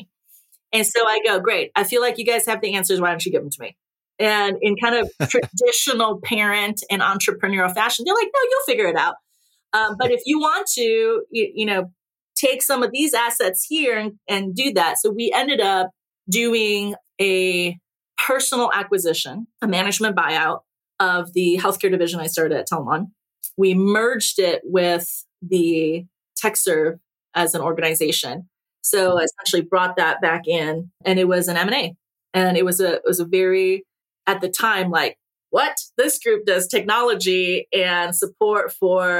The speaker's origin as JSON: {"language": "English", "town": "Naperville", "region": "Illinois", "country": "United States", "tie": "born or raised there", "second_language": "English", "said": "I went home to Naperville, and I actually ran my old high school route"}